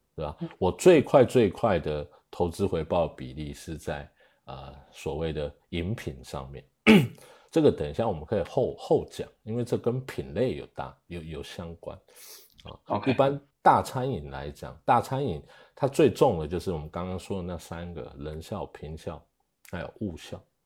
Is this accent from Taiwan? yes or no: yes; Taiwan; moved away as an adult; now in China; 我是，呃，来自台湾，啊，然后零八年进来中国